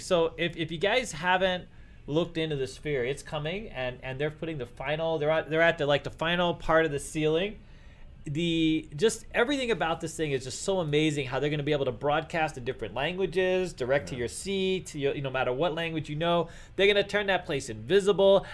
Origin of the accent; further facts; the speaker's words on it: Northeast, United States; now in Las Vegas, United States; I grew up in the Northeast.